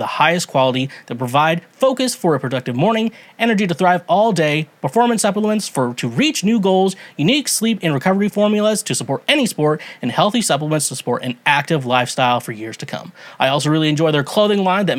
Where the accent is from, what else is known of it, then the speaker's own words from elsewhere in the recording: Kansas, United States; I'm from Kansas